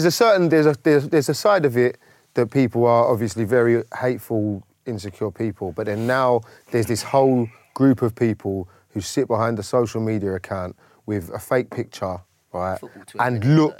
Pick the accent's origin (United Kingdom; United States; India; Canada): United Kingdom; London; We're from South London, yeah?